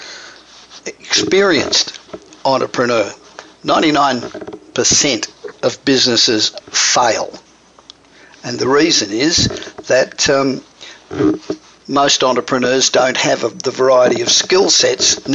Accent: Australia; accent: Australian; moved away as an adult; now in United States; I'm Australian, obviously. But I've been here just on 30 years, so the accent doesn't go away

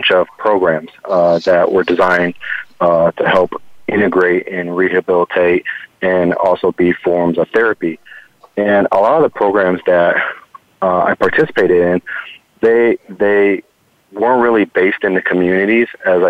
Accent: Cleveland, Ohio, United States; also born or lived in Cincinnati / California; now in Tampa, United States; And coming from Ohio, where typically I moved from Cleveland to Cincinnati, and I thought, you know, I wasn't going to get the effects of winter in Cincinnati.

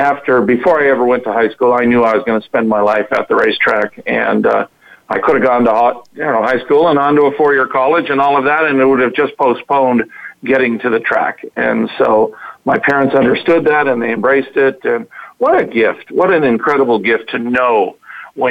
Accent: Southern California, United States; also born or lived in San Diego; I grew up in Southern California. My parents moved to San Diego when I was in the sixth grade

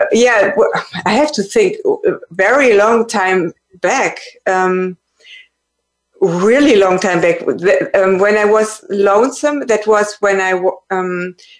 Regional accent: close to Frankfurt, Hesse, Germany; I'm from Germany, close to Frankfurt

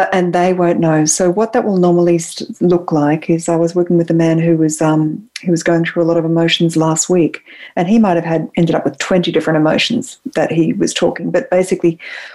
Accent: Australia; moved away as an adult; now in San Francisco, United States; as an Australian, I live in San Francisco and I've been here for about 8 years

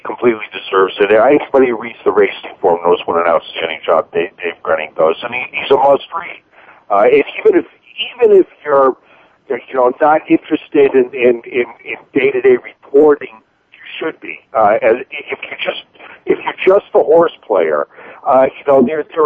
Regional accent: Boston, Massachusetts, United States; I grew up in Boston

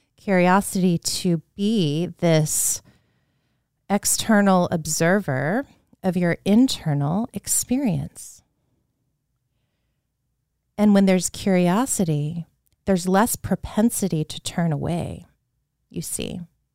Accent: Leesburg, Virginia, United States; I remember being a child in the home I grew up in Leesburg, Virginia, which is a beautiful town to grow up in. Now it's pretty much a suburb of DC.

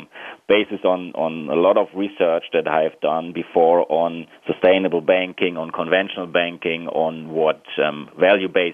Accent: Germany; I'm originally from Germany

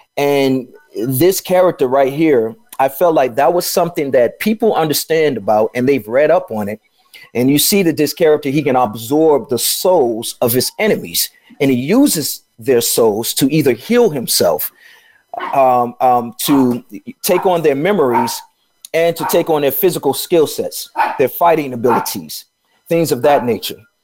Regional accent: Chicago, Illinois, United States; moved away as an adult; also born or lived in Atlanta / Los Angeles; I'm from Chicago

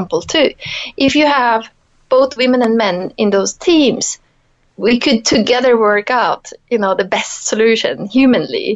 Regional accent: Norway; moved away as an adult; also born or lived in Italy; growing up in Norway

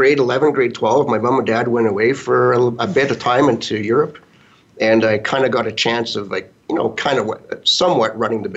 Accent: Saskatchewan, Canada; moved away as an adult; also born or lived in Regina, Saskatchewan / Melville, Saskatchewan / Kelowna, British Columbia / Estevan, Saskatchewan; now in High River, Canada; Born in Regina. Lived there till I was like five. Moved to Melville, Saskatchewan, population about 9,000 people. Went to about grade six of my life there. Moved to Kelowna from there. Went through, call it junior high. From there, we moved to Estevan, Saskatchewan

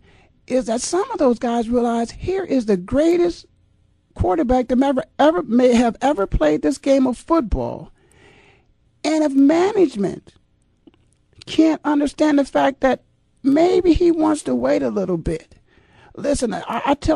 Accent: Canton, Ohio, United States; I'm born and raised in Canton, Ohio

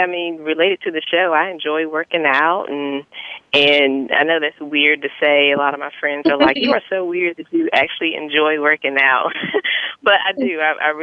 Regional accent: Goldsboro, North Carolina, United States; moved away as an adult; now in Charlotte, United States; I am originally from Goldsboro, North Carolina. It's a pretty small town. Moved to Charlotte when I went to UNC Charlotte.

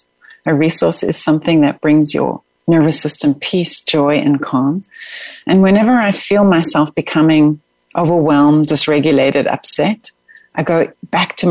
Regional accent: South Africa; moved away as an adult; now in United States; growing up in South Africa, growing up in schooling of corporal punishment

